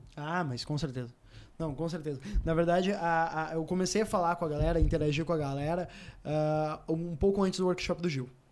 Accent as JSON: {"language": "Portuguese", "region": "Rio Grande do Sul", "country": "Brazil", "said": "voltei para o Rio Grande do Sul, porque eu sou do Rio Grande do Sul"}